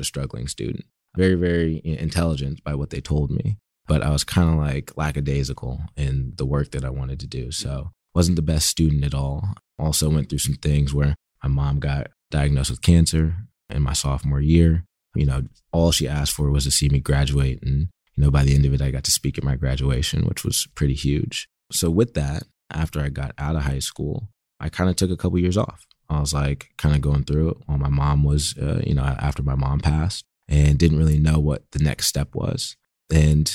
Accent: Berkeley, California, United States; I grew up in Berkeley, California, about 15 minutes away from San Francisco

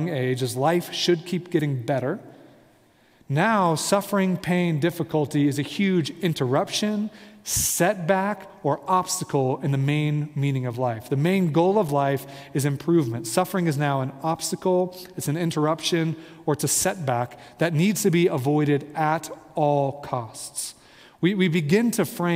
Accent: Midwest, United States; I'm from the Midwest

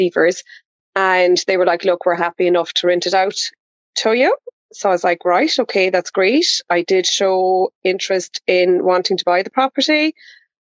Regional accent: County Kerry, Ireland; born or raised there

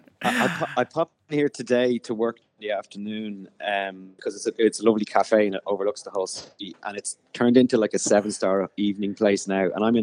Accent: Ireland; as just Irish people

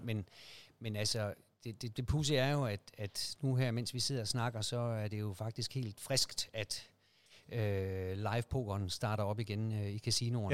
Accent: Aarhus, Central Denmark Region, Denmark; Jeg er oprindeligt fra Aarhus

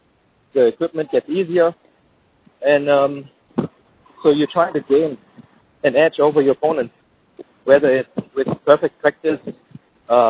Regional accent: Jacksonville, Florida, United States; my hometown, in Jacksonville

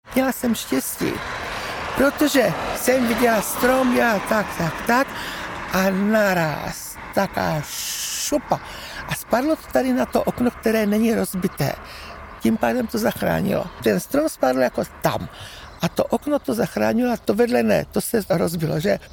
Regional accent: South Moravian Region, Czechia; To je můj rodný dům od narození. Těch 80 roků tady bydlím

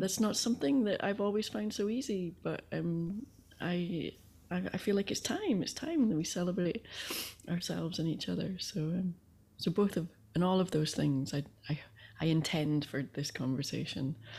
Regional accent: Aberdeen, Scotland, United Kingdom; I grew up in Northeast Scotland in Aberdeen

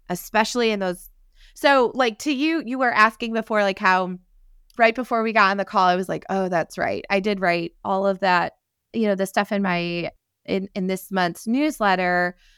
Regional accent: upstate New York, United States; now in Texas, United States; someone who lives in Texas but grew up in New York

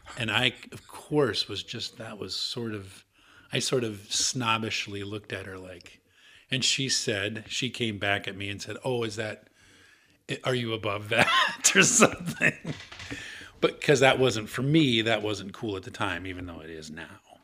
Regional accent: Iowa, United States; born or raised there; moved away; also born or lived in Minneapolis

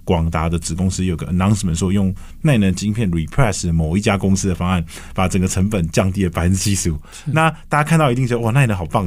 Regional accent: Taiwan; moved away as an adult; 你既然在海外学这么多东西，就希望在自己能力的范围里去让我们的家乡更好

